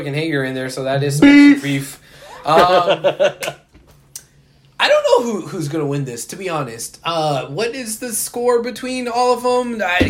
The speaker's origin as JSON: {"language": "English", "town": "Houston", "region": "Texas", "country": "United States", "said": "I'm from Houston, so fuck Dallas."}